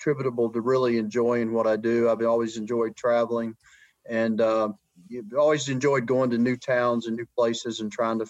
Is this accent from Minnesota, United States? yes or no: no; Mobile, Alabama, United States; moved away as an adult; also born or lived in Mississippi / the Carolinas; I grew up in South Alabama, Mobile, Alabama's home